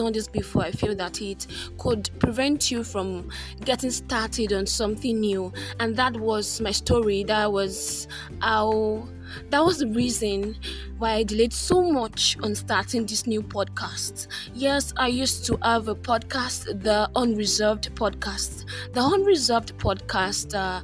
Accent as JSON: {"language": "English", "town": "Ibadan", "region": "Oyo", "country": "Nigeria", "tie": "born or raised there", "said": "I'm from Nigeria. I grew up in a city founded on Seven Hills, the beautiful city of Ibadan"}